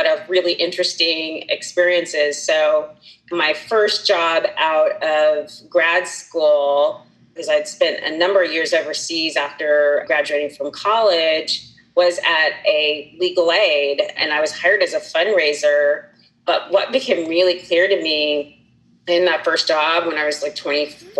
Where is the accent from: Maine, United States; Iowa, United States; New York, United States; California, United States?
California, United States; moved away; also born or lived in Wisconsin; I like to call myself a free-range Californian because I was born and raised in California.